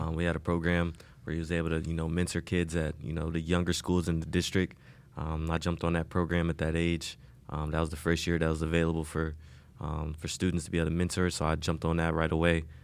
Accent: Indianapolis, Indiana, United States; moved away as an adult; also born or lived in Wisconsin; now in Miami, United States; I grew up, you know, basically my whole life in Indianapolis.

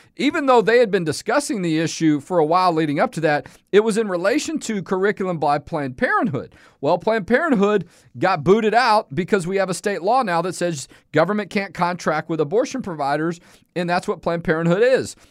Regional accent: Houston, Texas, United States; Y'all know I'm from Houston, okay? If you, if you listen to the show, you know, born and raised there.

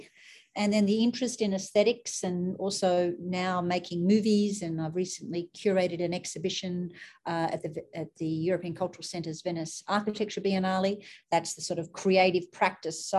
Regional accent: Sydney, New South Wales, Australia; moved away as an adult; now in United States; So I grew up in Australia. I grew up in Sydney, and my family lived in the heart of Sydney.

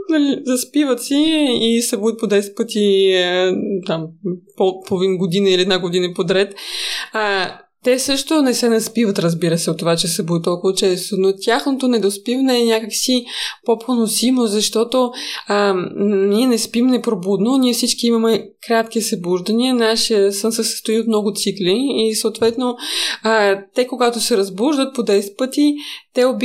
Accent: Moscow, Russia; Bulgarian is a second language; Да, аз съм рускини, да, аз съм израснала в Москва.

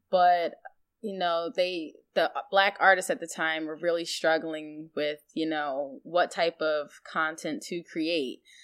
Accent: Virginia, United States; born or raised there; also born or lived in Iowa

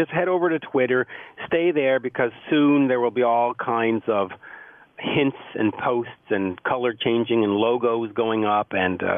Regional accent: Canada; I'm Canadian

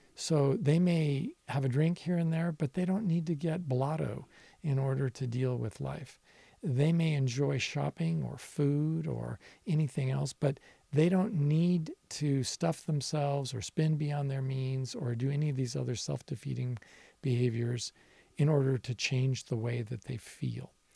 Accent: Nevada, United States; as a younger person growing up in my home state of Nevada

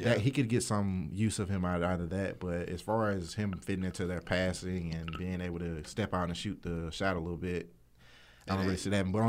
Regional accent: Athens, Georgia, United States; I'm from Athens, Georgia, Georgia State graduate.

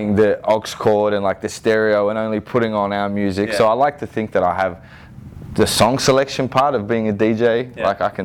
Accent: Sydney, New South Wales, Australia; growing up in the Inner West

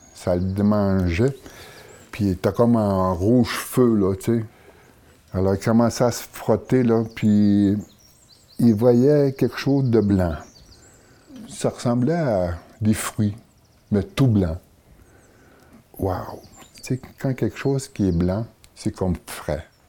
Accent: Atikamekw community, Quebec, Canada; je viens de la communauté de Waymond

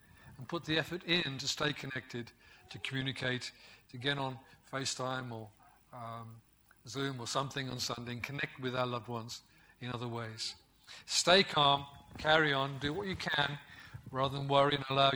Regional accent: West Midlands, United Kingdom; I grew up in the West Midlands where we speak old-fashioned English.

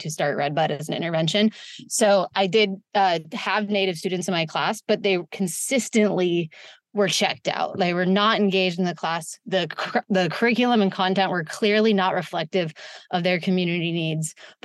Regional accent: Santa Rosa, California, United States; also born or lived in San Francisco, California; I'm born and raised in Sonoma County in Santa Rosa, California, which is about an hour north of San Francisco

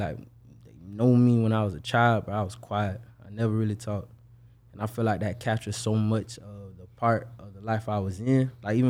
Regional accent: Buffalo, New York, United States; born there; also born or lived in Kentucky; I'm not from Jacksonville. Okay. I was born in Buffalo, New York. But then from there, I moved to Kentucky.

